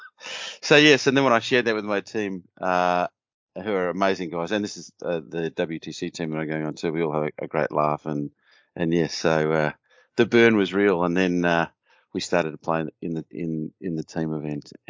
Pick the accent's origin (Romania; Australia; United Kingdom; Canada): Australia; accent: Australian; From my accent, I am an Australian.